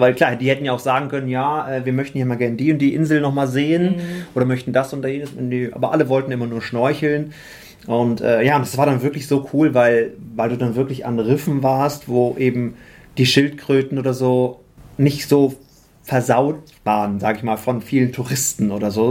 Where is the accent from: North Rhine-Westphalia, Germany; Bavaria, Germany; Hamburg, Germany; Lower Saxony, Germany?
Lower Saxony, Germany; Osnabrück; moved away; also born or lived in Düsseldorf; bin aber eigentlich gebürtiger Osnabrücker